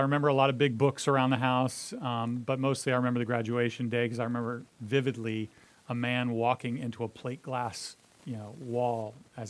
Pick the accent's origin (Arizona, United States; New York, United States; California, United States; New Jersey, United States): New York, United States; Northern Westchester County; moved away as an adult; now in Florida, United States; I lived there my whole childhood, went away to college, and then met my wife while I was in college and moved to Miami for grad school.